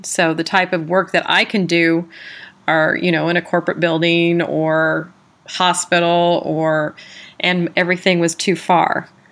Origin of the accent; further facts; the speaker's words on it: San Diego, California, United States; also born or lived in South Carolina; now in California, United States; I was from San Diego, California, I did my halfway house in South Carolina